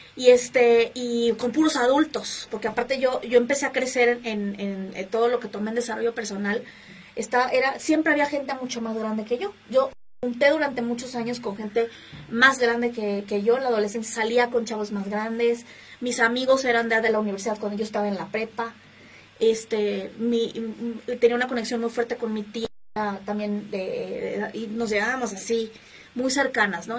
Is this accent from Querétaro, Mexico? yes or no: no; Mexico City, Mexico; soy originaria aquí de la Ciudad de México